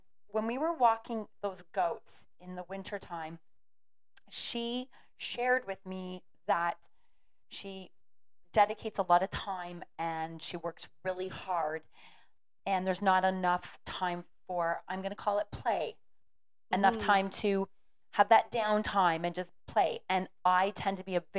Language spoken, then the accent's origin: English; Aurelia, Iowa, United States; moved away; I showed her my hometown